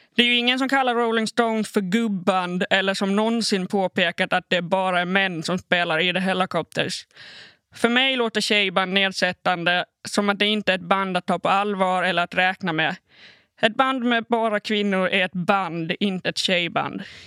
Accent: Åland Islands; also born or lived in Malmö, Sweden; spela i garageband hemma på Åland

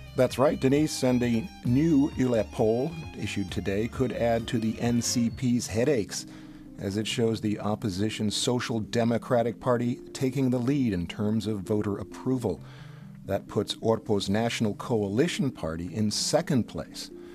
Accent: United States; moved away as an adult; now in Finland; In the States, where I grew up

